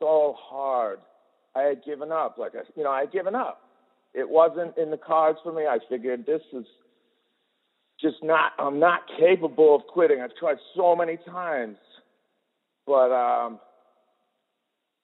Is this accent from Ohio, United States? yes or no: no; Boston, Massachusetts, United States; moved away as an adult; now in Oregon, United States; I'm from Boston. I grew up in Boston